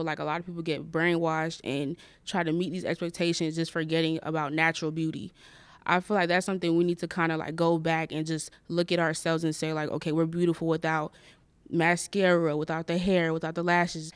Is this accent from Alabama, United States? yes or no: no; Florida, United States; I am from Florida